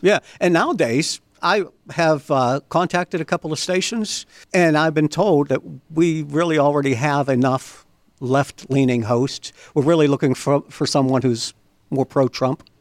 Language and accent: English; Beaver County, Pennsylvania, United States; I grew up, I was born, raised in Beaver County.